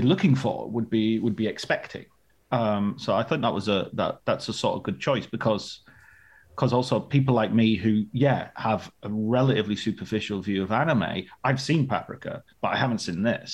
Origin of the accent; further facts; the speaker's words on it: Barrow-in-Furness, North West England, United Kingdom; also born or lived in Ulverston; I grew up in Barren Furness near, in the countryside near there. I was born in Ulverston